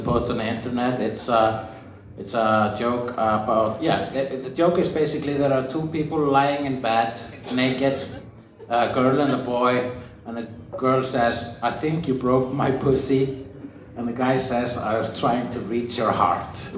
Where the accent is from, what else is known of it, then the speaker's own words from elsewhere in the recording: Iceland; I'm Icelandic